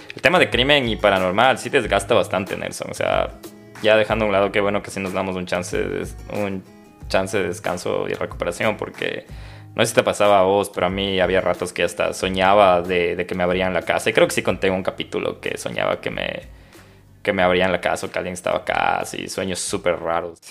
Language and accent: Spanish; Ecuador; moved away; soy de Ecuador